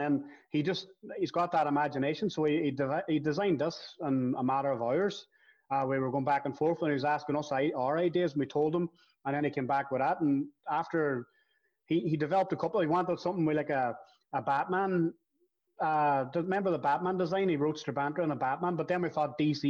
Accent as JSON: {"language": "English", "town": "Derry", "region": "Northern Ireland", "country": "United Kingdom", "tie": "born or raised there", "said": "we grew up together in the Ballycommon"}